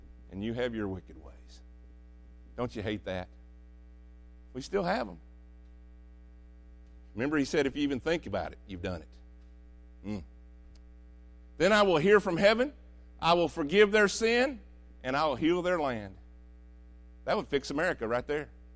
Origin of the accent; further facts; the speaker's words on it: United States; I love being American.